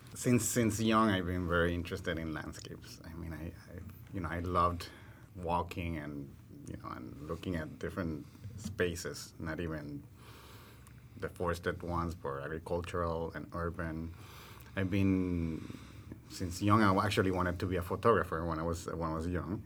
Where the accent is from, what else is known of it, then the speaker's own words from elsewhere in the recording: Puerto Rico; moved away; also born or lived in Amazon; my Puerto Rican reality